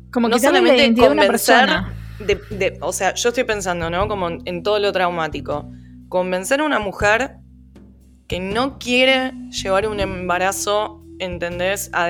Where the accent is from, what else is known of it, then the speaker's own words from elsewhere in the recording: Argentina; nosotros como argentinos